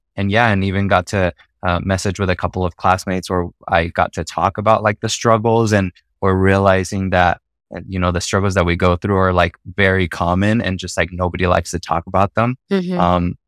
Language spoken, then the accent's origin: English; Mexico; accent: Mexican; my Mexican accent is coming out a little bit.